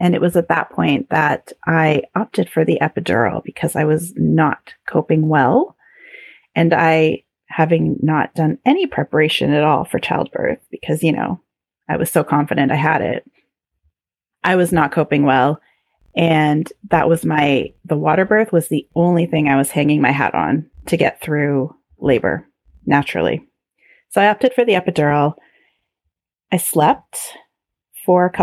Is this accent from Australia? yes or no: no; Canada; being very Canadian